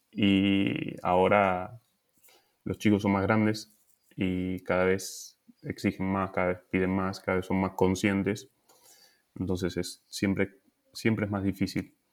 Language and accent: Spanish; Argentina; moved away